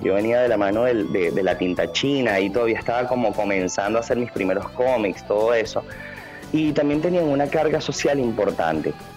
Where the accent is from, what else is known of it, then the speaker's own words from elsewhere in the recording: Venezuela; now in Buenos Aires, Argentina; estando lejos de Venezuela, lo que trato de hacer es que cuando hago una pieza natural me, me baso en mi país